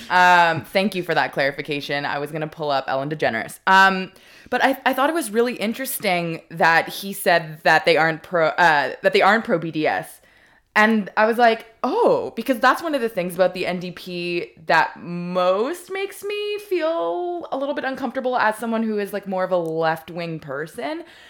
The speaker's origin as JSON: {"language": "English", "town": "Montreal", "region": "Quebec", "country": "Canada", "tie": "born or raised there", "said": "my childhood synagogue, uh, in Montreal"}